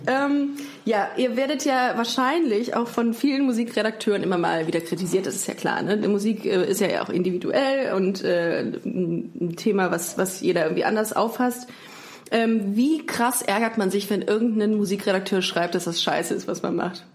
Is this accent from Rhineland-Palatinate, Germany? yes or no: no; Düsseldorf, North Rhine-Westphalia, Germany; dass ich in Düsseldorf geboren bin